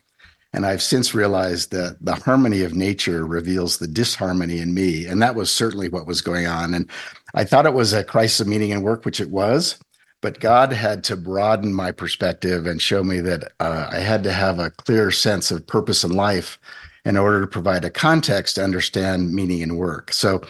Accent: Idaho, United States; Well, I grew up in Idaho, for those of you who are listening, was the son of 2 veterinarians and was raised in the faith.

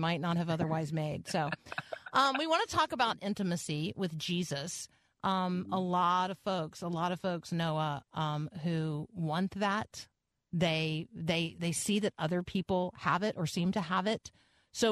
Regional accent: Tampa, Florida, United States; I grew up in Tampa

